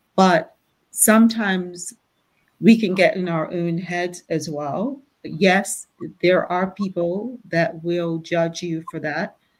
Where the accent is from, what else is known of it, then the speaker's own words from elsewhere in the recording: Bermuda; Growing up in Bermuda